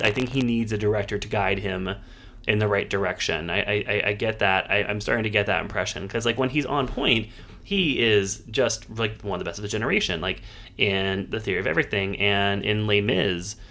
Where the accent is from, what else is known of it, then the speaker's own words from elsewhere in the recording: Pittsburgh, Pennsylvania, United States; it's filmed in Pittsburgh, uh, so I enjoyed seeing my hometown